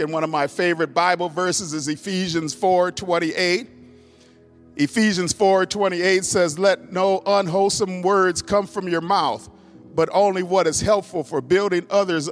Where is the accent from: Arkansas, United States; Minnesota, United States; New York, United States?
Minnesota, United States; moved away; my home state, Minnesota, where I was born, raised